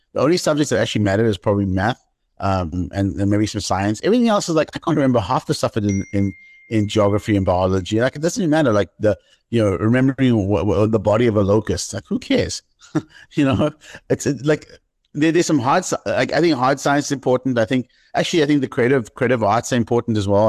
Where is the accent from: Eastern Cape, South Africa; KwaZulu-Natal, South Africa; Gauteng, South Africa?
Eastern Cape, South Africa; East London; moved away as an adult; also born or lived in Johannesburg; my hometown, East London